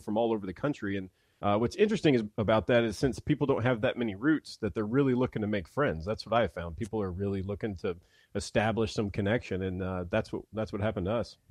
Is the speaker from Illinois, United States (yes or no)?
no; Mississippi, United States; now in Nashville, United States